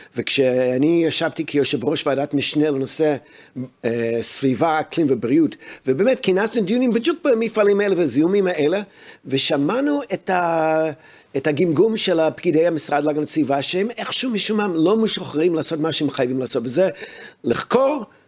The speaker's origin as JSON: {"language": "Hebrew", "country": "United States", "tie": "born or raised there", "moved": "yes", "lives_now": "Israel", "said": "אני הרי גדלתי בארצות הברית"}